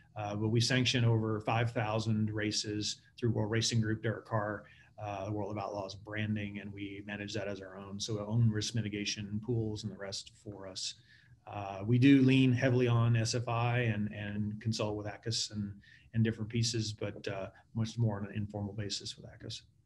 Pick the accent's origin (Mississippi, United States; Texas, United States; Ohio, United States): Texas, United States; growing up in Texas